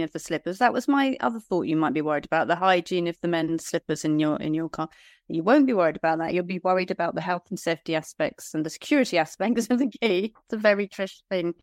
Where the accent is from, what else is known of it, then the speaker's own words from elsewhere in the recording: Liskeard, South West England, United Kingdom; my hometown of Lisgard.